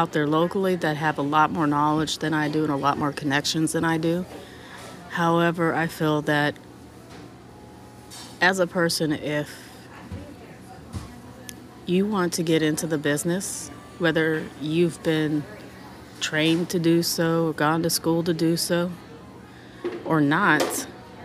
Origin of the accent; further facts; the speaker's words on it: California, United States; Growing up in California, we had a lot of different variety of music